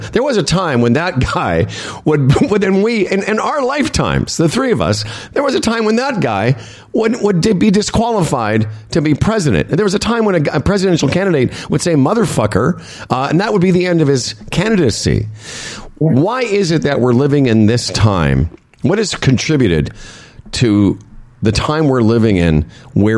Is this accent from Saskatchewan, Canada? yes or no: yes; Saskatchewan, Canada; moved away; I come from Saskatchewan